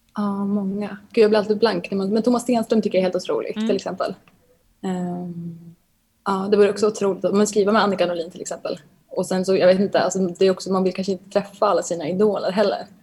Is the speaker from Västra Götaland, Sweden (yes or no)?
no; Bollnäs, Gävleborg County, Sweden; moved away as an adult; now in Stockholm, Sweden; hur jag växte upp och var i Bollnäs